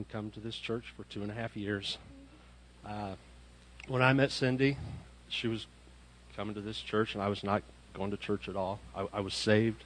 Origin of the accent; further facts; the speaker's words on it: Indianapolis, Indiana, United States; moved away as an adult; I'm from Indianapolis, Indiana, and I'm a huge mama's boy, and I thought I would never leave Indianapolis, Indiana.